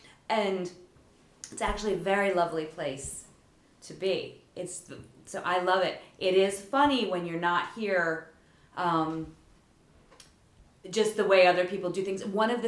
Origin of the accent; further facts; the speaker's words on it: Lower Delaware, United States; I grew up in Lower Delaware in a small town.